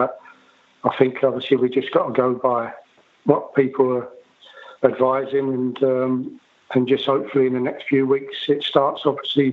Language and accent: English; London, United Kingdom; I'm from Bethnal Green